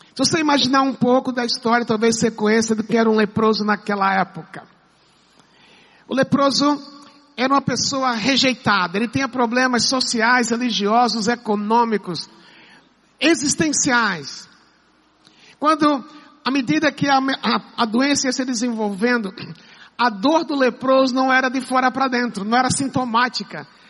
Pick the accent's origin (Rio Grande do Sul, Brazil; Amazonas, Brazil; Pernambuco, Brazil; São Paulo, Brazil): Pernambuco, Brazil; moved away; também sou, sou pernambucano